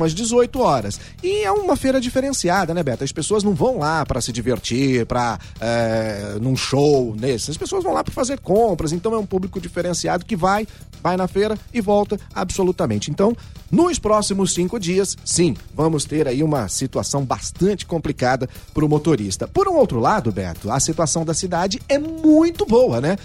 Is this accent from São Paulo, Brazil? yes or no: yes; Ribeirão Preto, São Paulo, Brazil; Eu nasci na Vila Tibério.